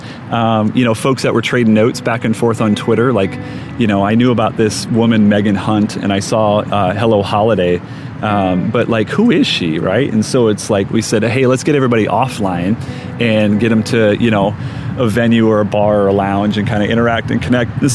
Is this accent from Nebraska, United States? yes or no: yes; Omaha, Nebraska, United States; Midwest native, born and raised in Omaha